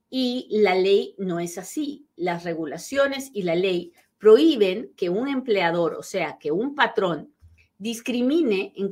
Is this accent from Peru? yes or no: yes; Peru; moved away as an adult; mi primer trabajo en este país fue de asistenta dental. Sí, sí, sí, porque resulta que yo llegué de Perú siendo dentista